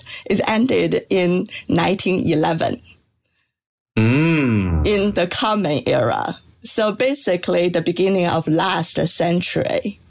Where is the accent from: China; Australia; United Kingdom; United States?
China; moved away; I grew up in China